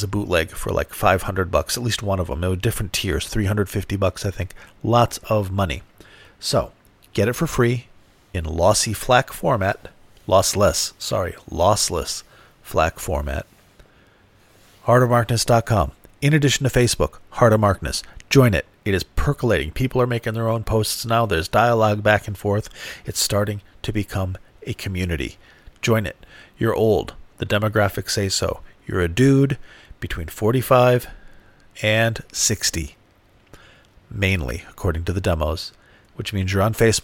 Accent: United States; I have grown up in America

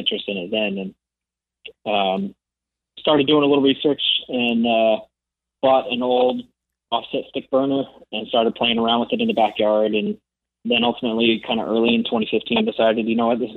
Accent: Stockton, California, United States; now in Roseville, United States; We grew up in Stockton, California.

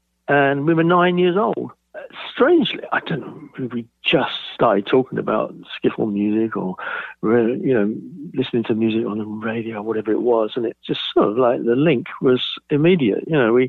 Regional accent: Bromley, London, United Kingdom; Yeah, there was a few bomb sites around which we used to play on, which are now, you know, blocks of flats and God knows what.

